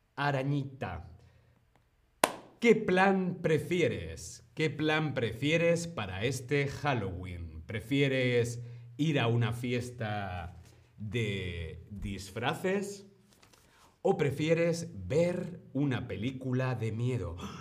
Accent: Spain; yo soy de España

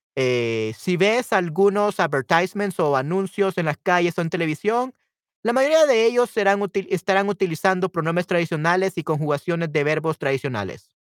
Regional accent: El Salvador; accent: Salvadoran Spanish; mi español, de mi dialecto como salvadoreño

